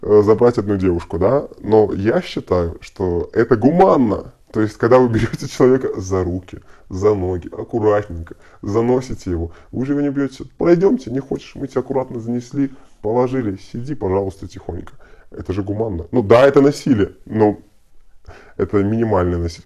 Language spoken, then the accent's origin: Russian; Belarus; Мы же белорусы